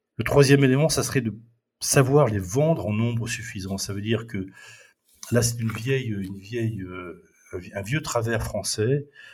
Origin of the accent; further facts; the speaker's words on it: France; en tant que Français